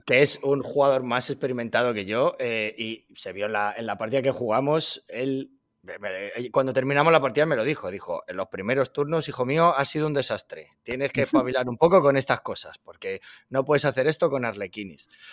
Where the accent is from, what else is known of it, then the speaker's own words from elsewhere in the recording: Madrid, Community of Madrid, Spain; moved away as an adult; now in Washington, United States; llevo aquí viviendo en Washington ya tres años y medio y yo soy de Madrid